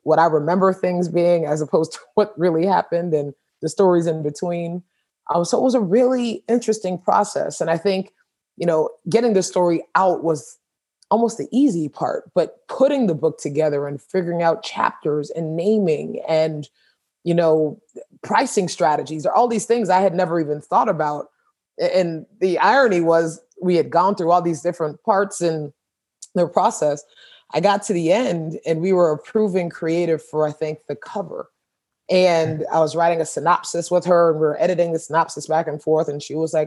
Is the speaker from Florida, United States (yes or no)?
yes; Richmond Heights, Florida, United States; growing up in Richmond Heights and going through Hurricane Andrew